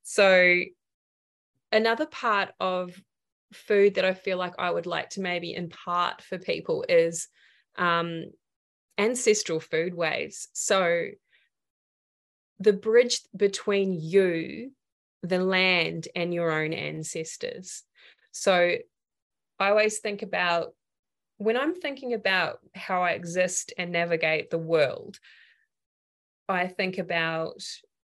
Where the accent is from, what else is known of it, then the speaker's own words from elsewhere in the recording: New Zealand; also born or lived in regional Victoria, Australia; now in Australia; I come from Aotearoa. So for me, the land that grew me was about, you know, root vegetables